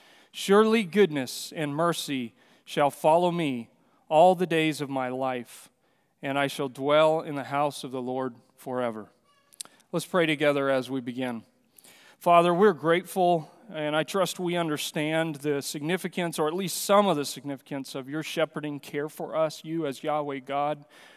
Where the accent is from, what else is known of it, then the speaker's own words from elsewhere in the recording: Amazon basin, Venezuela; also born or lived in Brazil; I mentioned that I grew up in the Amazon basin there in Venezuela and Brazil, and while growing up there, I had lots of privileges of hunting and fishing trips with the Yanomamu people, because we lived 3 hours from civilization in a small airplane